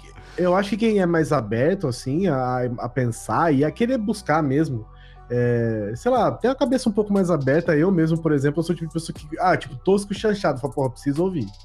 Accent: Bauru, São Paulo, Brazil; sou de Bauru

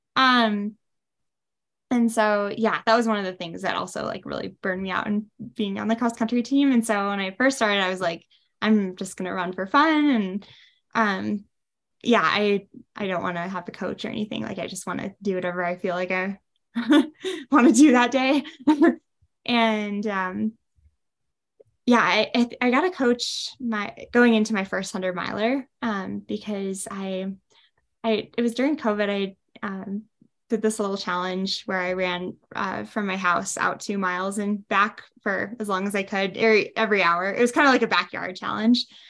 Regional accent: Wisconsin, United States; moved away as an adult; now in Leadville, United States; I grew up in Wisconsin

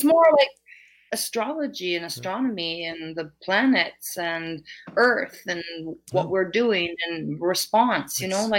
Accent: Vancouver, British Columbia, Canada; British Columbia. I'm from Vancouver and Vancouver Island

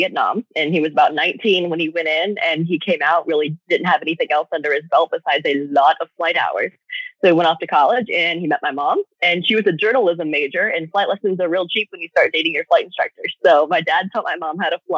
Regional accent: Arizona, United States; moved away as an adult; now in Blacksburg, United States; my home state of Arizona. I was born and raised there, although now I actually live in Virginia

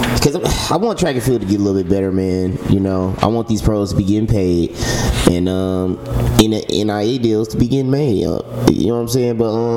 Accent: St. Louis, Missouri, United States; now in Las Vegas, United States; I'm always just rooting for my hometown people

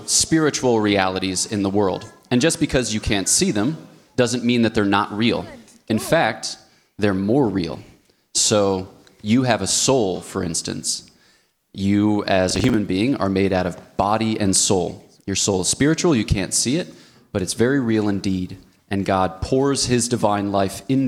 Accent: United States; moved away as an adult; also born or lived in Ohio; now in Switzerland; I was born between the cities of Philadelphia

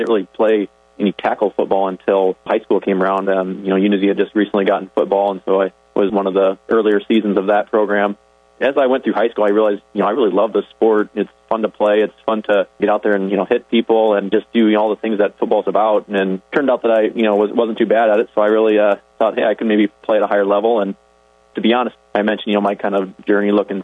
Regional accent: Orange City, Iowa, United States; I grew up in Orange City, so I was right in the neighborhood

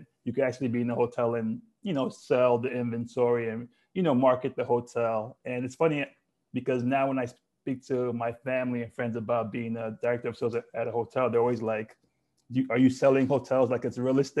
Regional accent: Lagos, Nigeria; I was born and raised in Lagos, Nigeria.

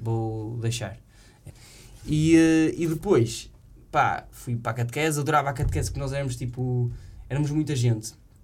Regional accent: Santo Tirso, Norte, Portugal; moved away as an adult; sou de São Tirso, né? Mas depois sou de uma aldeia que é Monte Córdoba.

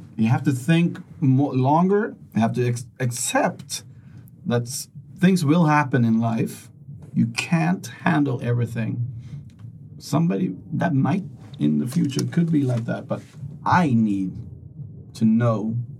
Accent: Sweden; I'm from Sweden

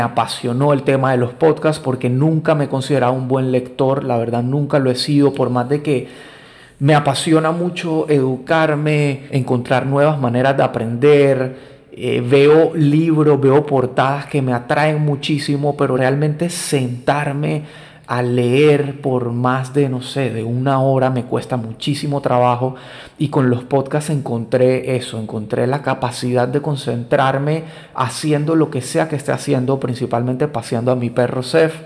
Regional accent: Colombia; now in Panama; soy colombiano, vivo en Panamá hace más de 20 años

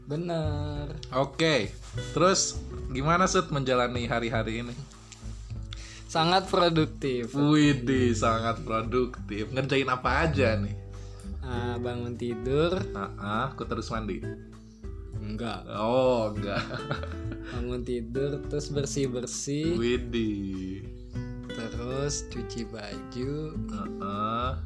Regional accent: Bandung, West Java, Indonesia; kalau di rumah ya aku kan orang Bandung ya sebenarnya tinggal pulang-pulang aja sih

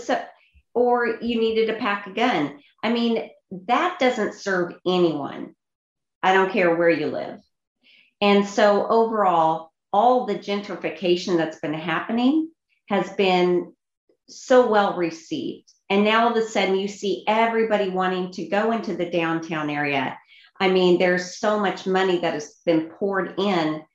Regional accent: Kansas City, United States; Kansas City, which is my hometown

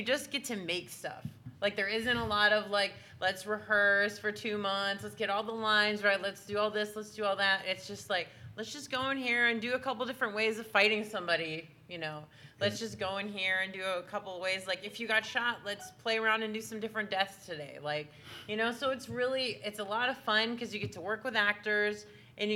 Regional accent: Wisconsin, United States; moved away as an adult; now in Los Angeles, United States; I'm from Wisconsin.

